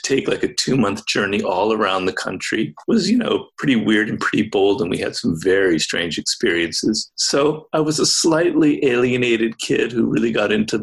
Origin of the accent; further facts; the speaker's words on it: Los Angeles, California, United States; I grew up in Los Angeles